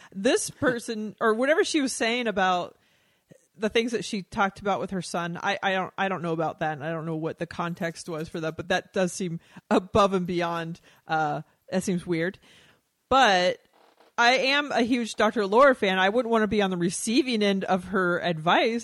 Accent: Texas, United States; moved away; growing up in Texas

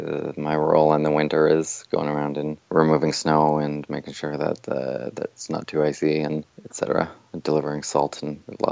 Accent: Burlington, Ontario, Canada; also born or lived in Toronto, Canada; now in London, Canada; I was born north of there, and then grew up in Burlington, which is about a half hour from Toronto. Then I lived in Toronto for a bunch of years, and now I live in a place called London, Ontario.

